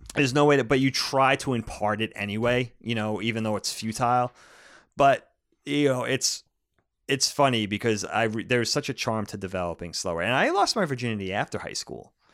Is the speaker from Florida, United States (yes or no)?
no; Long Island, New York, United States; growing up in the eighties and nineties, at least growing up on Long Island, growing up in New, the suburbs of New York City